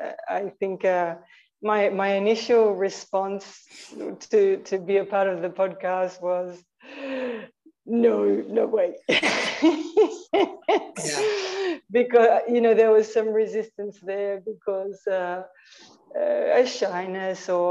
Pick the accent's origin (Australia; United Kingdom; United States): Australia; moved away as an adult; also born or lived in Argentina; now in Tiruvannamalai, India; I was born in Australia